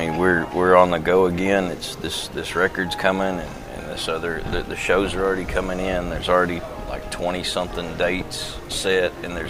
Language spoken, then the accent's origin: English; the South, United States; born there; we'd have to move every 2 or 3 years, and Dad would take another church or something. I always say I was born in the South, but I've been cultured since